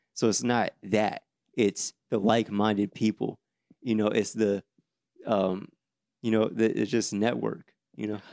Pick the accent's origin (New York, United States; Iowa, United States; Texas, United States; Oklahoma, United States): Iowa, United States; Davenport; now in Atlanta, United States; My hometown, Davenport, is known for crime and poverty.